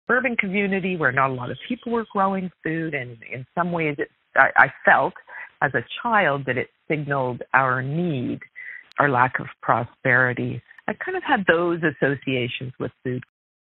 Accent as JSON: {"language": "English", "town": "Galt", "region": "Ontario", "country": "Canada", "tie": "born or raised there", "lives_now": "Toronto, Canada", "said": "I grew up in southwestern Ontario in a small city called Galt"}